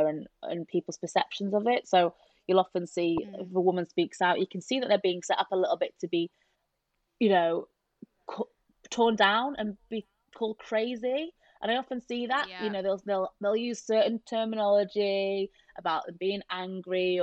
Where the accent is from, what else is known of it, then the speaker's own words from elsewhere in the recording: Yorkshire and the Humber, United Kingdom; we're both from South Yorkshire